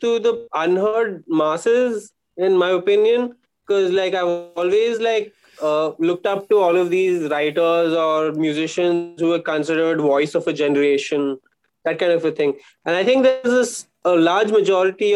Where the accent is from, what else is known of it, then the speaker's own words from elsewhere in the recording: Bangalore, Karnataka, India; also born or lived in Bombay; since I was from Bangalore, I was there